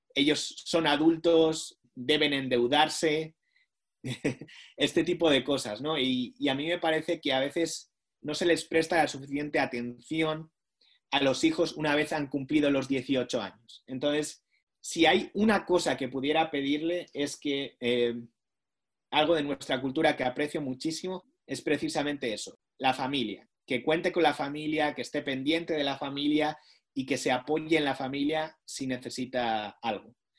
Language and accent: Spanish; Basque Country, Spain; moved away as an adult; now in Washington, United States; yo soy del País Vasco, pero ellos no hablaban el idioma en el que yo fui instruido en la escuela